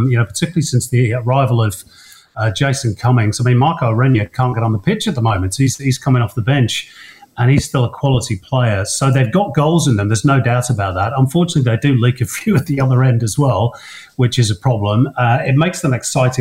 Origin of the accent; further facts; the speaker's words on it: Manchester, North West England, United Kingdom; now in New South Wales, Australia; I'm from Manchester